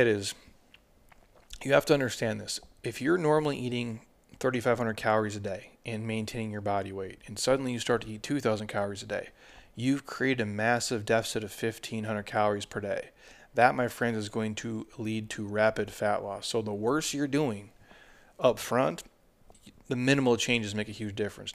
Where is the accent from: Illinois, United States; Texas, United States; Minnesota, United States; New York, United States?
Minnesota, United States; I'm from Minnesota